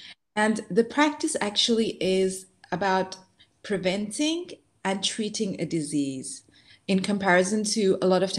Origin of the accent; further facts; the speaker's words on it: Dubai, United Arab Emirates; Also, growing up in Dubai, you don't come across those very much in general.